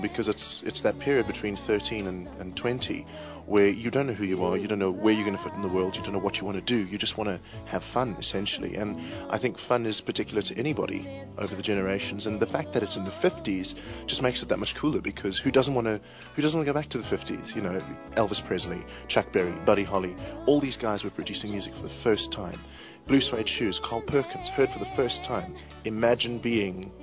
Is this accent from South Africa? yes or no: yes; Johannesburg, Gauteng, South Africa; I'm from Johannesburg, South Africa